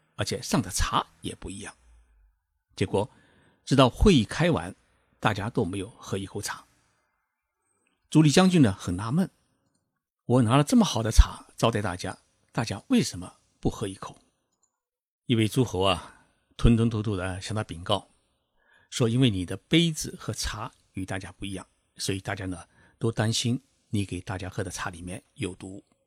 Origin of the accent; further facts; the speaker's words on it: China; moved away as an adult; now in Japan; 我们中国人